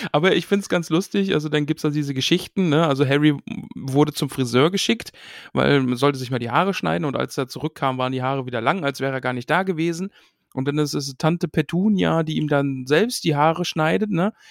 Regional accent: North Rhine-Westphalia, Germany; Ruhrpott, ja. ja. NRW

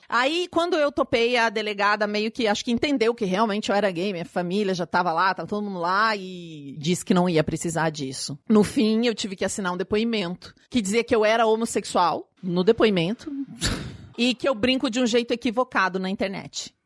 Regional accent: Paraná, Brazil; eu sou do Paraná

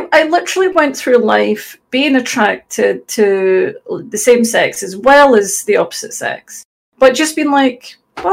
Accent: Glasgow, Scotland, United Kingdom; accent: Scottish; I'm from Glasgow. Probably tell from the accent, although it's not like a Glaswegian accent, you know, it's a Scottish accent.

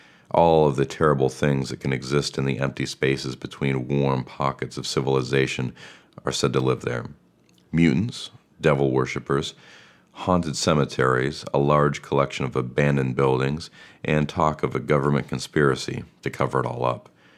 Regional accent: Ohio, United States; moved away; my home state of Ohio.

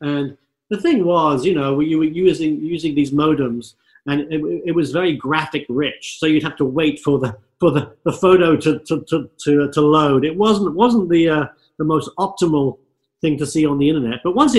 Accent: London, United Kingdom; now in California, United States; And, you know, once growing up in London, London's a fabulous town, but I think once you see the sunny skies of California

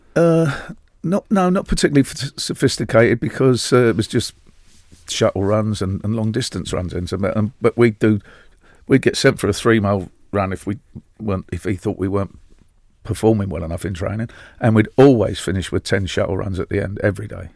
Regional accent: London, United Kingdom; as a Londoner

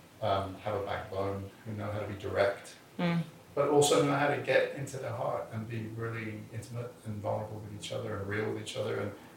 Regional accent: England, United Kingdom; But people, I'm English, so it sounds intelligent.

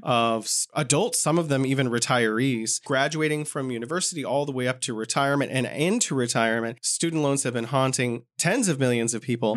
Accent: California, United States; moved away as an adult; now in Beijing, China; my home state of California

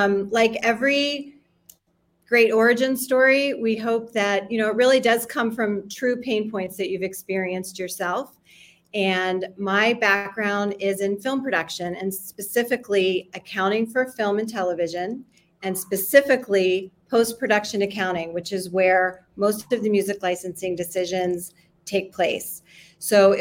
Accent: Miami, Florida, United States; now in Los Angeles, United States; I'm here in LA today, but I grew up in Miami

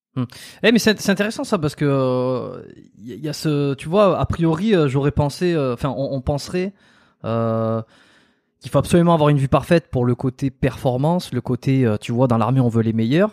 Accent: south-west France, France; je suis du Sud-Ouest

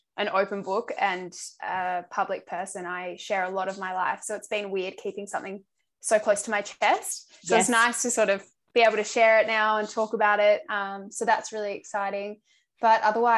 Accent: Adelaide, South Australia, Australia; moved away as an adult; now in Melbourne, Australia; I'm originally from Adelaide, but I've lived in Melbourne now for coming up to 5 years

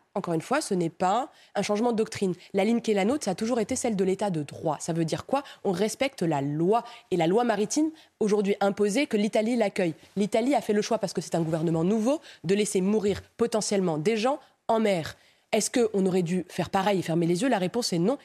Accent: Romorantin, Centre-Val de Loire, France; also born or lived in Morocco (parents); now in Nantes, France; Je suis né à Romorantin. Mes parents euh, étaient marocains, ils sont nés au Maroc

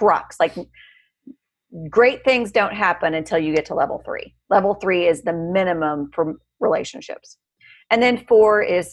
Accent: United States; I grew up on the Missouri-Iowa border

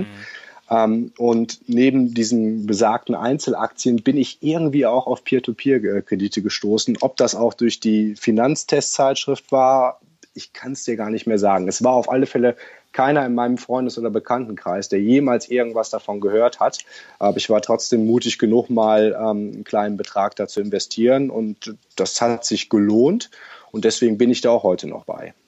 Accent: Germany; moved away as an adult; now in Sydney, Australia; als Deutscher sehr, sehr pünktlich ist. Ich habe das, glaube ich, von klein auf gelernt

